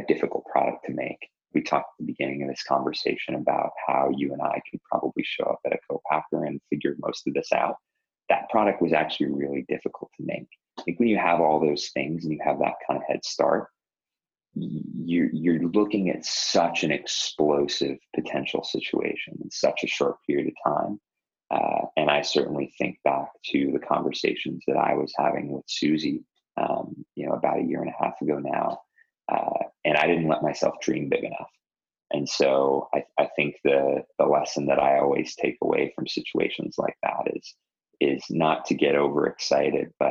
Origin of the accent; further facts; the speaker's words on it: Toronto, Ontario, Canada; moved away; Toronto, which is my hometown